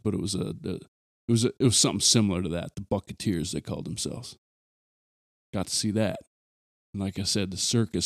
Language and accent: English; Aberdeen, South Dakota, United States; moved away; someone like me who's detached from my hometown now